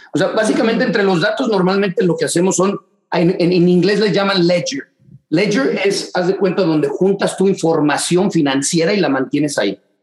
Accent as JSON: {"language": "Spanish", "region": "Mexico City", "country": "Mexico", "also_born_or_lived": "Dallas, Texas", "moved": "as an adult", "lives_now": "Houston, United States", "said": "en la Ciudad de México, de donde soy originalmente"}